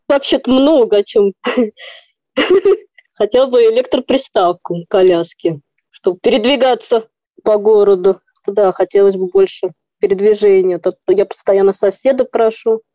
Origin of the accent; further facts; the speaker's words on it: Voronezh, Voronezh Oblast, Russia; я вообще из Воронежа